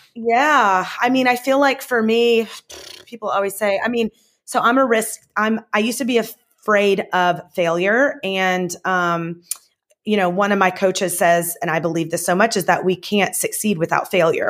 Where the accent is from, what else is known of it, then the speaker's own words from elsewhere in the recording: the South, United States; now in Southern California, United States; I'm from the South, and, um, I grew up, um, I grew up actually in a healthy household